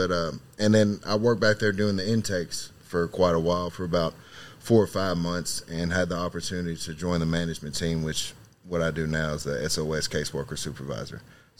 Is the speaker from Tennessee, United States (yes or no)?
no; Christian County, Kentucky, United States; I am originally from Christian County, Kentucky